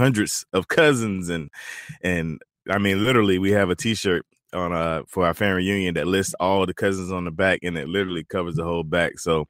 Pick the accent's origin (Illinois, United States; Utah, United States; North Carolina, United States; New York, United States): North Carolina, United States; moved away; my home state of North Carolina.